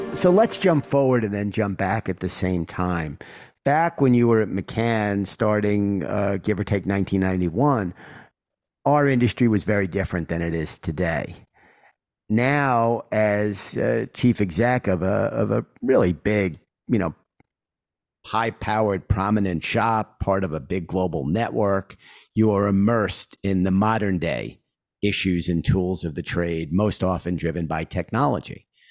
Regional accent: New York City, New York, United States; I'm a New Yorker

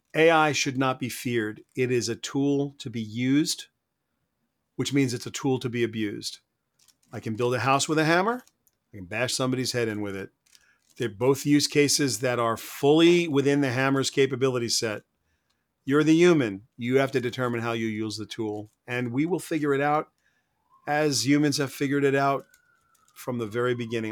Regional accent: United States; I'm an American.

